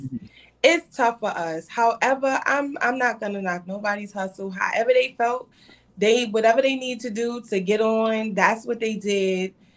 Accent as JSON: {"language": "English", "town": "New York City", "region": "New York", "country": "United States", "said": "I'm from Brooklyn."}